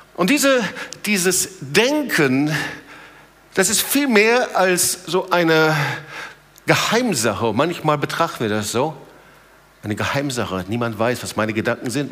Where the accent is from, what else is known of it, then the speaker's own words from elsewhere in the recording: Germany; bei uns in Deutschland